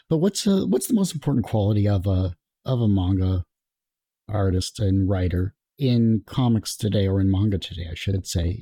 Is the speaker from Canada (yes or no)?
yes; Canada; being Canadian, so I'm in, like, double trouble for that because, you know, we don't like to promote ourselves